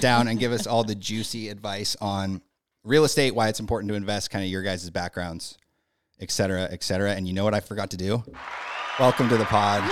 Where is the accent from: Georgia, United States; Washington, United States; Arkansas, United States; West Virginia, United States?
Washington, United States; Spokane; born or raised there